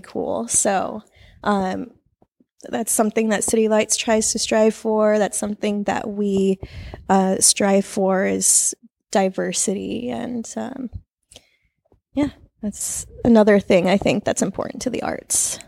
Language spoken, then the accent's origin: English; San Jose, California, United States; we are both born and raised in San Jose